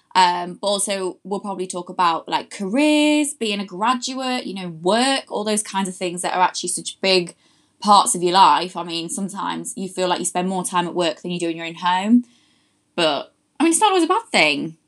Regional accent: Louth, East Midlands, United Kingdom; now in London, United Kingdom; I'm from a lovely little place called Louth, which is in Lincolnshire

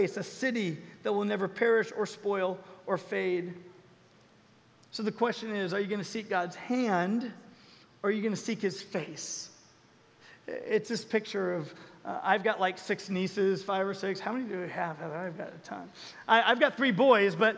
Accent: Southern California, United States; moved away as an adult; also born or lived in Colorado; I had to fly back to Colorado where I was living at the time, but I'm from Southern California

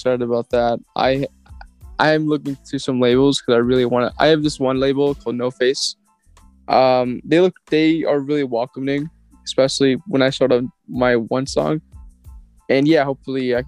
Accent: Chicago, Illinois, United States; I'm actually from Chicago

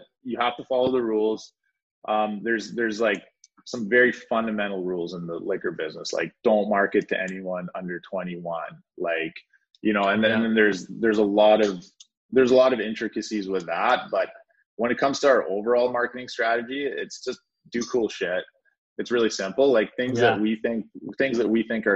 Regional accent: Powell River, British Columbia, Canada; I grew up in a small town that you've never heard of called Powell River, which is a town of 20,000 people in Canada

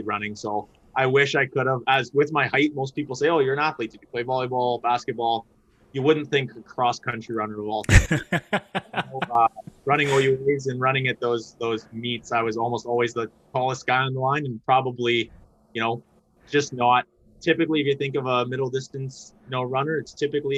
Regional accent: Mississauga, Ontario, Canada; now in London, Canada; live in London, grew up in Mississauga, moved to London to go to Western, and then kind of stuck around

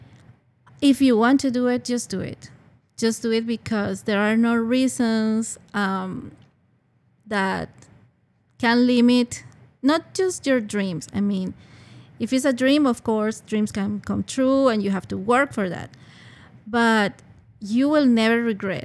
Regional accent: Caracas, Capital District, Venezuela; English is a second language; moved away as an adult; now in Chicago, United States; when I was living in Venezuela, I'm from Caracas, from the capital

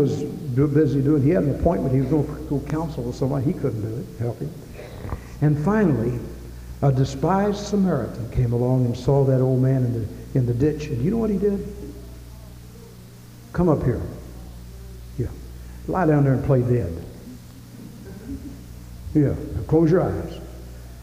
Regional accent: Louisville, Kentucky, United States; I grew up in Louisville

